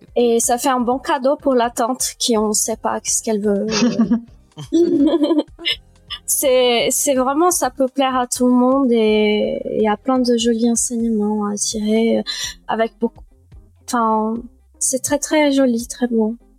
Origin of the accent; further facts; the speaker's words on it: Brazil; moved away; also born or lived in France; j'ai vécu deux tiers de ma vie au Brésil